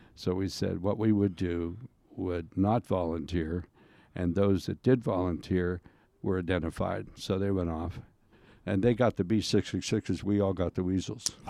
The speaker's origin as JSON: {"language": "English", "town": "Sharon", "region": "Pennsylvania", "country": "United States", "tie": "born or raised there", "said": "I grew up in Sharon, Pennsylvania"}